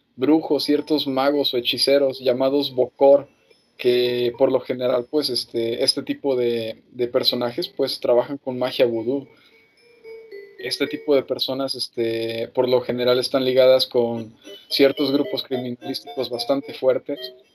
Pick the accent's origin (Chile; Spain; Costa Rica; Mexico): Mexico; como mexicanos